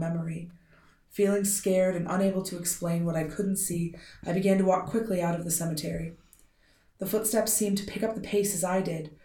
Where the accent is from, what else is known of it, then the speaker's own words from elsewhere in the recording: United States; I'm deeply American